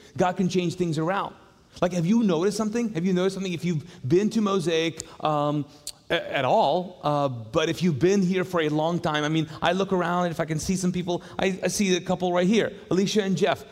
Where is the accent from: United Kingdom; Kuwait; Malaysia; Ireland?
Kuwait; now in Charlotte, United States; I grew up in the Middle East